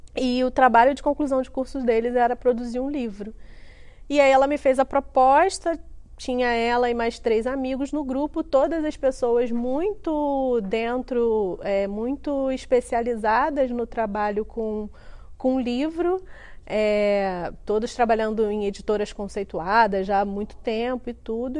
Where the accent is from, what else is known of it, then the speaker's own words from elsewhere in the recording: Duque de Caxias, Rio de Janeiro, Brazil; sou carioquíssima, nasci em Caxias na década de 80